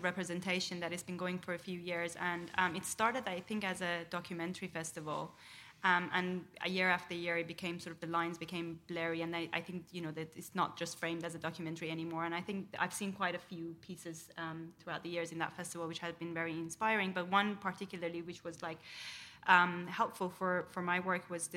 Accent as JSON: {"language": "English", "country": "Iran", "tie": "born or raised there", "moved": "yes", "said": "I grew up in Iran, but I kind of my critical thinking was sort of shaped within the sort of like a Western institution"}